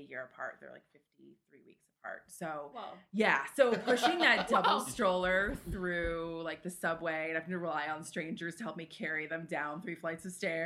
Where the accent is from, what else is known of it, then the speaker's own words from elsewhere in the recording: Florida, United States; also born or lived in New York City; now in Buffalo, United States; I'm from Florida